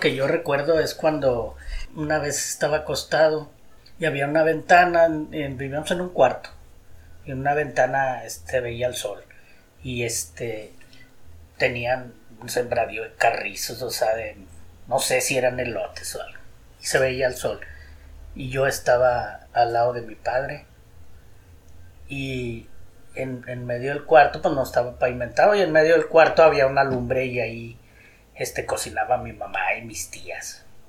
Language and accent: Spanish; Guadalupe, Nuevo León, Mexico; Nací en Guadalupe, Nuevo León, en una colonia